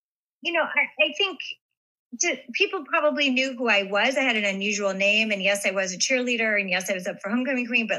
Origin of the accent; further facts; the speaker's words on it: Las Vegas, Nevada, United States; I grew up in Vegas